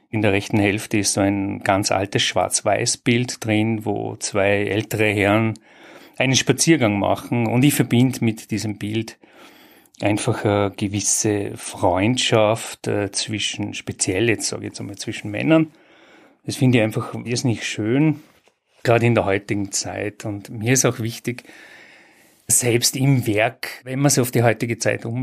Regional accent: Bregenz, Vorarlberg, Austria; geboren und aufgewachsen in Bregenz.

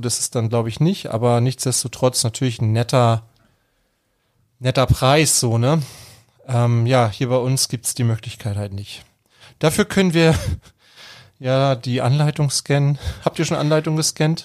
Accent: Germany; Bei uns in Deutschland

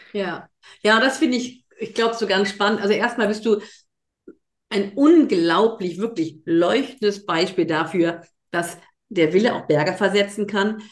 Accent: North Rhine-Westphalia, Germany; now in Mecklenburg-Vorpommern, Germany; Ich komme aus dem, aus dem Rheinland, so auf Köln

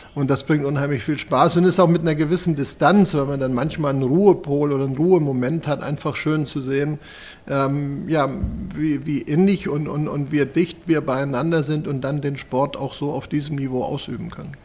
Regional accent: Schleswig-Holstein, Germany; moved away as an adult; now in Kronberg, Germany; ich komme gebürtig aus Schleswig-Holstein

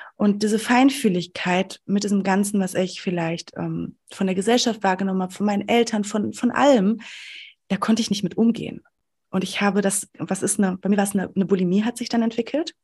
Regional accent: Sauerland, North Rhine-Westphalia, Germany; ich komme aus dem Sauerland, ähm, aus, dem, aus der ländlichen Region

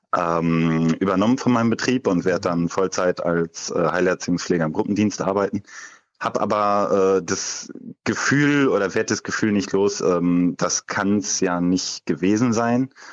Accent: Leverkusen, North Rhine-Westphalia, Germany; ich komme aus Leverkusen

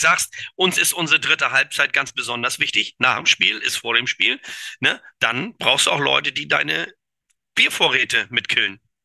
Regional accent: Kiel, Schleswig-Holstein, Germany; moved away; also born or lived in Düsseldorf

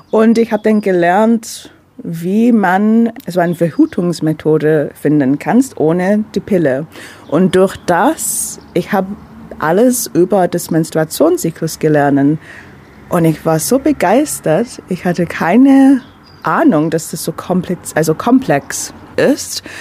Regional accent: London, United Kingdom; now in Ulm, Germany; Ich bin Londoner, also ich komme aus London, habe seit sieben Jahren in Deutschland, also Ulm slash Neu-Ulm gewohnt.

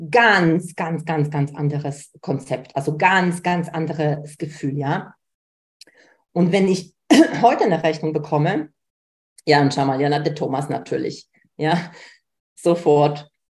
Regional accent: Poland; Ich komme aus Polen, wenig Geld, bei mir zu Hause

